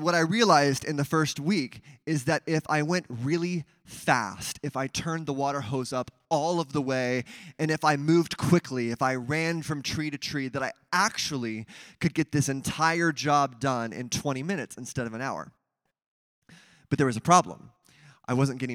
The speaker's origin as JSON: {"language": "English", "town": "Mesa", "region": "Arizona", "country": "United States", "tie": "born or raised there", "said": "My first job was watering palm trees at my church that I grew up with in Mesa, Arizona."}